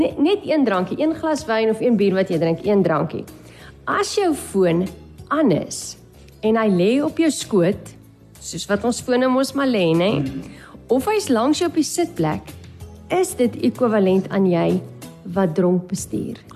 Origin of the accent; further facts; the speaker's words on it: Namibia; as Namibiërs